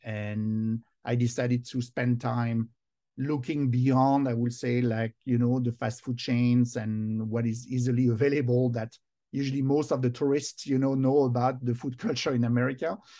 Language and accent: English; Versailles, Île-de-France, France; English is a second language; moved away as an adult; now in United States; I was born in France, and now I'm both, in fact, uh, American and French. I've been twenty years now here in the U S.